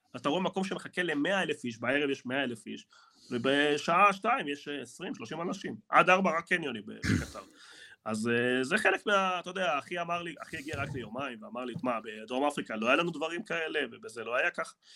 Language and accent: Hebrew; Argentina; now in Israel; אני ארגנטינאי